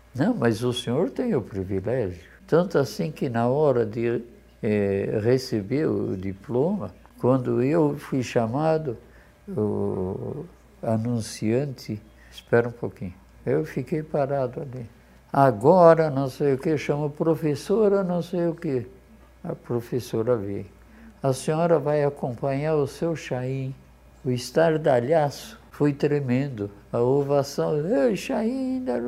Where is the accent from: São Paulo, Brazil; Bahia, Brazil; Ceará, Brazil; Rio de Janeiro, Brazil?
São Paulo, Brazil; Garça; accent: caipira; also born or lived in Poland; Eu vim do centro do, do estado de São Paulo. Eu vim de Garça, quando eu cheguei aqui, todo mundo me chamava de caipira